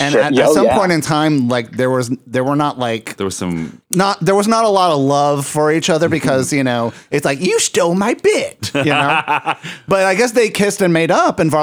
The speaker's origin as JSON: {"language": "English", "country": "Puerto Rico", "tie": "born or raised there", "said": "I'm from Puerto Rico and growing up in Puerto Rico"}